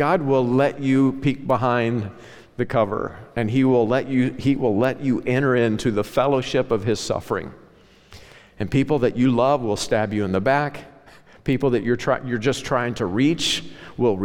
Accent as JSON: {"language": "English", "area": "Ozark Mountains, Southwest Missouri / Northwest Arkansas", "region": "the Ozarks", "country": "United States", "tie": "born or raised there", "moved": "yes", "said": "I grew up in the Ozark Mountains. Okay, where I grew up, now it's this cosmopolitan, Walmart-changed, Southwest Missouri, Northwest Arkansas"}